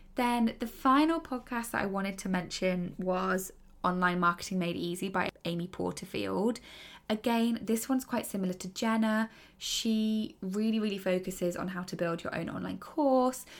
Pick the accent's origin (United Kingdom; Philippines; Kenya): United Kingdom; I am British